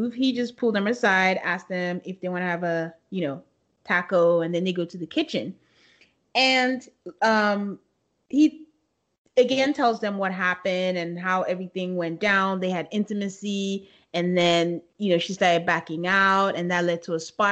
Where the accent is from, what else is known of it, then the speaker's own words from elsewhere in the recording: Nigeria; moved away; growing up in Nigeria